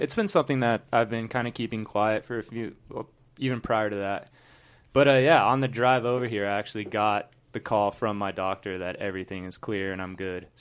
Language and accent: English; Southern California, United States; I'd born and raised in Southern California